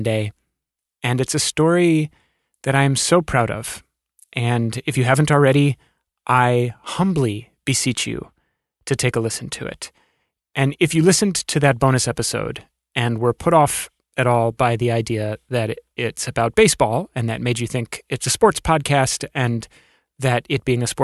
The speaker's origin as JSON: {"language": "English", "town": "Alexandria", "region": "Virginia", "country": "United States", "tie": "born or raised there", "said": "where I grew up in Alexandria, Virginia"}